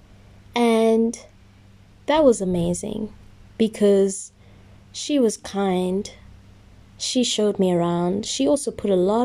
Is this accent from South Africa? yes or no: yes; South Africa; also born or lived in Germany; I'm from South Africa